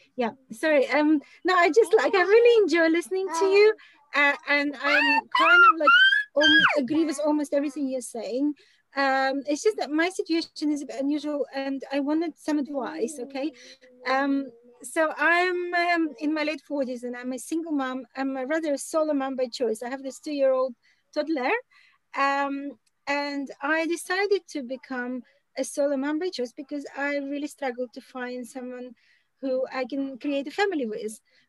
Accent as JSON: {"language": "English", "region": "London", "country": "United Kingdom", "said": "in England, I'm from London, okay?"}